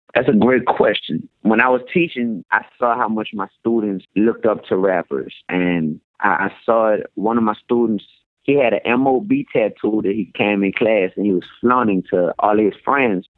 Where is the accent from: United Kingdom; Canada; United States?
United States; New Orleans, Louisiana; also born or lived in Baton Rouge; I taught in Baton Rouge, but I'm from New Orleans